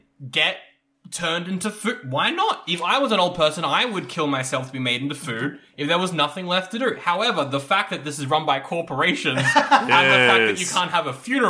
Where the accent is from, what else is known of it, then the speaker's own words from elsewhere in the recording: New York, United States; I'm an American, and I'm from New York.